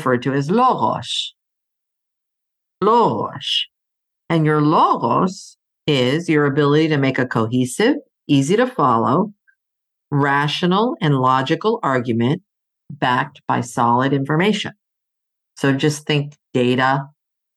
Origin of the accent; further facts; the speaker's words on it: Greece; moved away; I grew up in Greece. My mom is Greek, so I'm part Greek.